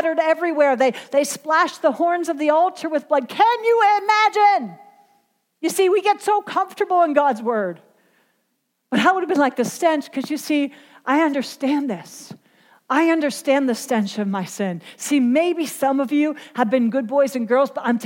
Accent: Pennsylvania, United States; I was born and raised in Pennsylvania, and we had Amish and Mennonite and farms all around us

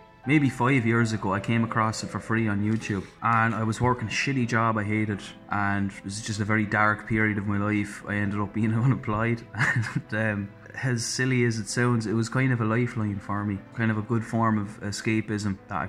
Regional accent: Ireland; I don't know if the accent gave it away, lads, but I'm from Ireland.

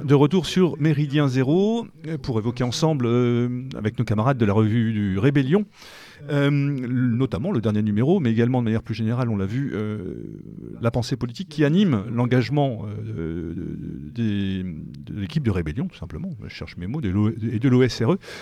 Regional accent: France; en tant que Français, en tout cas Européens de l'Ouest

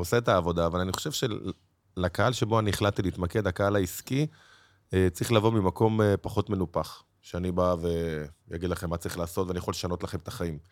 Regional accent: Bnei Brak, Tel Aviv District, Israel; גדלתי במקלט, בשכונת פרדס-כץ

